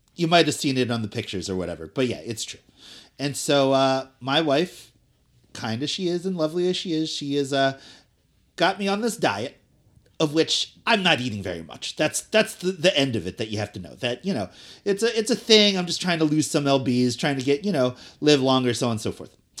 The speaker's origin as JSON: {"language": "English", "town": "Cherry Hill", "region": "New Jersey", "country": "United States", "also_born_or_lived": "Elizabeth, New Jersey", "said": "I'm from Cherry Hill and, uh, you know, Philadelphia was always my home scene"}